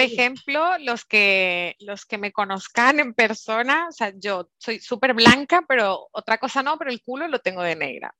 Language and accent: Spanish; Curaçao; moved away; also born or lived in Germany; mi hermano y yo pues nacimos en, en Alemania, entonces un poquito así de, de, los dos lados, pero sí que es cierto que yo me crié en Curazao